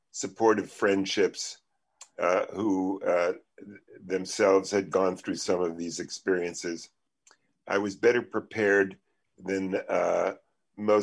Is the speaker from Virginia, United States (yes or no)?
no; New York City, New York, United States; I come from Coney Island